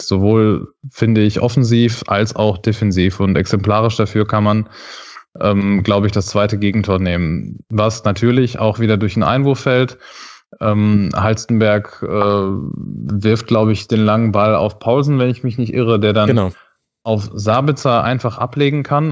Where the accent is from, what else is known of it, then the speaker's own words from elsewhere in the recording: Dortmund, North Rhine-Westphalia, Germany; moved away as an adult; now in Düsseldorf, Germany; wohne ich äh, ja auch in Düsseldorf als eigentlich gebürtiger Dortmunder jetzt schon seit ein paar Jahren